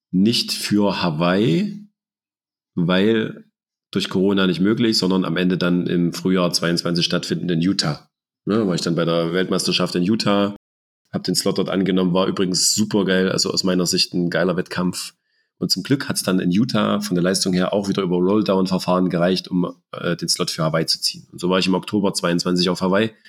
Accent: Germany; weil das ja nun auch ein großes Ziel ist, gerade als Deutscher das mal zu erleben.

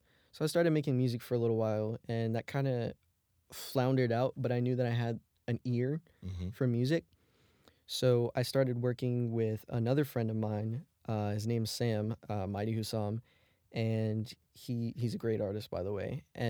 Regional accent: Germany; I grew up more on like pop music instead of rap growing up in Germany.

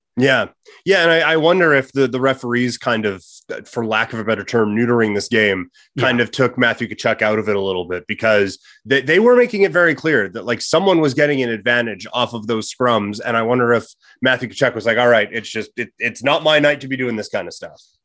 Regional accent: Saskatchewan, Canada; I grew up in Saskatchewan. I, I speak farmer

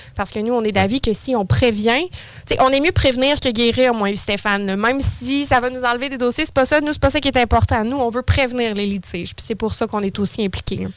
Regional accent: Saint-Apollinaire, Quebec, Canada; now in Lévis, Canada; J'ai toujours été sur la rive sud, originaire de Saint-Apollinaire. Et là, maintenant, euh, depuis les 15 dernières années, je suis de Lévis

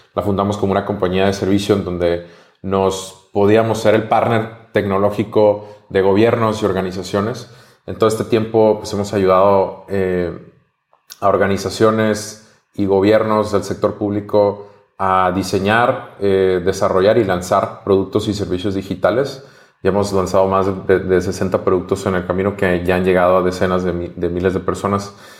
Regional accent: Mexico; soy mexicano

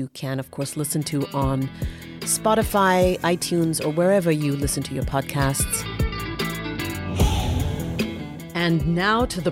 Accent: India; I'm from India

